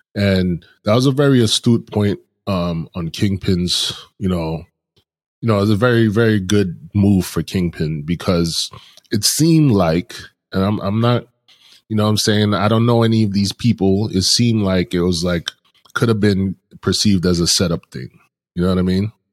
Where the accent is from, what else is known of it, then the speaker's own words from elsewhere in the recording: New York City, New York, United States; I live in Brooklyn. I grew up in Brooklyn